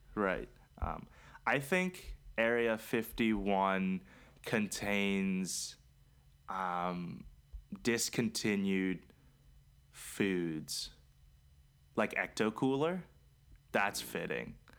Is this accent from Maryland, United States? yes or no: yes; Maryland, United States; also born or lived in Charlotte; we're from Maryland